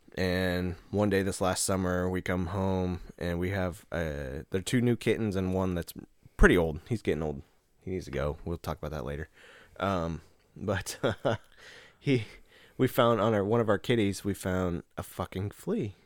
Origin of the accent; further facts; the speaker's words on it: Nebraska, United States; home to me is still back in Nebraska